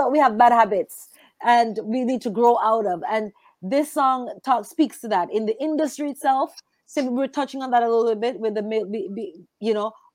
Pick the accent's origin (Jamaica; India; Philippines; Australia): Jamaica; growing up in Jamaica